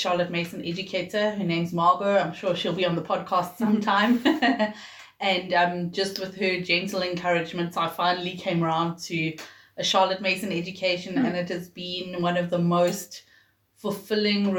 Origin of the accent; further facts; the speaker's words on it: Johannesburg, Gauteng, South Africa; also born or lived in Pietermaritzburg; I was born in Pietermaritzburg, but my parents moved to Johannesburg, I think I was a year old, so really I'm a Joburger through and through.